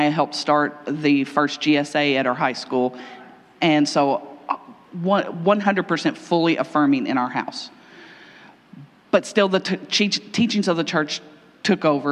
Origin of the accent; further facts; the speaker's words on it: Kentucky, United States; I'm from Kentucky.